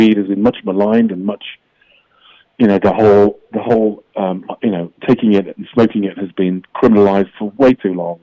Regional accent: England, United Kingdom; I come from England

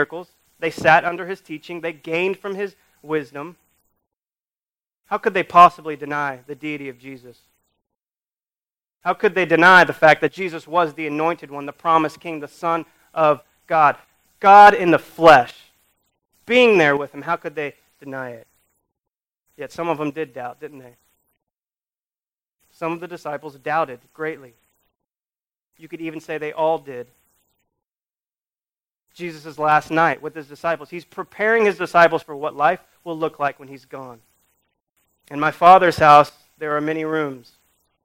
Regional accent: United States; we do as American Christians

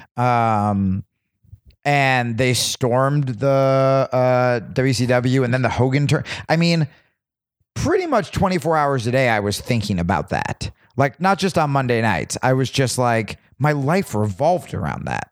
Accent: New Jersey, United States; I grew up in Jersey

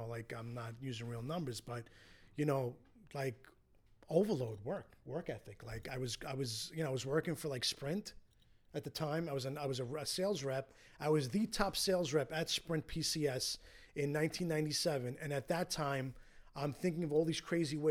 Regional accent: New York City, New York, United States; also born or lived in Astoria, Queens; I went to a Catholic grammar school growing up in Queens

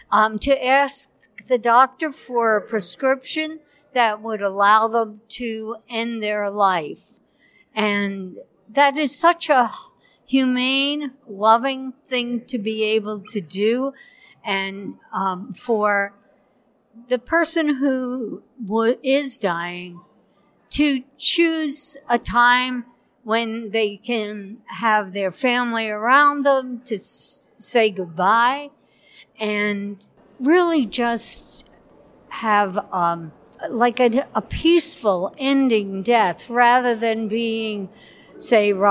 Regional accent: New York, United States; from Saratoga uh, County

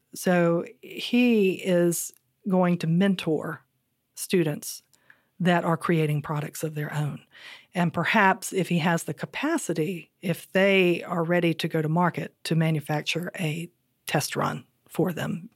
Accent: Southern Virginia, United States; Growing up in Southern Virginia

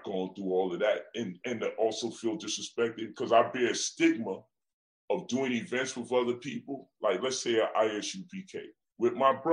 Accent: Brooklyn, New York, United States; My son called me, I'm from Brooklyn.

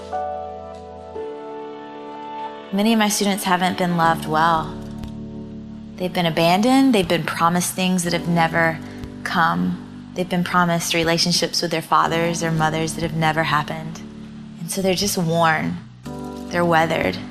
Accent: Georgia, United States; born or raised there

